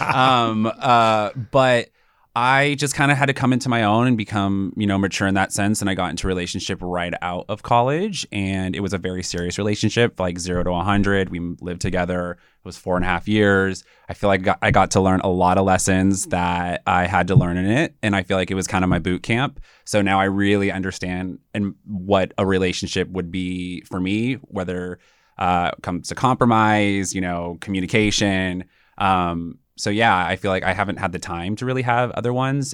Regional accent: South Pasadena, California, United States; I grew up in South Pasadena, which is a small little suburb outside of Los Angeles

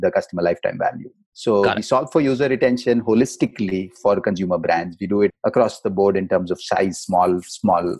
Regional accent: India; moved away as an adult; also born or lived in Mumbai; now in United States; I was born Indian. I am American now

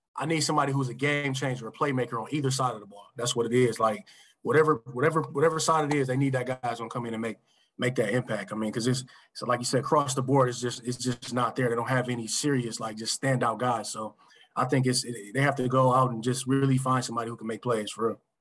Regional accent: Michigan, United States; I grew up in Michigan, watching the Lions my whole life

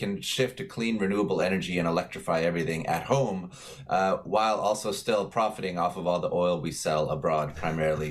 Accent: Edmonton, Alberta, Canada; I grew up in Alberta. I'm an Edmonton boy

